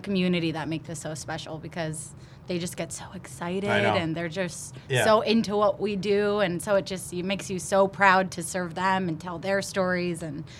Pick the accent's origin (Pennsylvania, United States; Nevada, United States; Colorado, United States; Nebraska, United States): Pennsylvania, United States; Hanover Township; Born and raised right in Hanover Township.